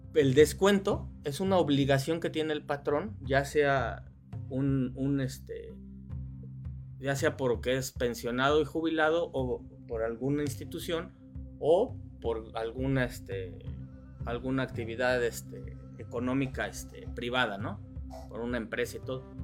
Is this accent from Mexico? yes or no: yes; Mexico; nosotros como mexicanos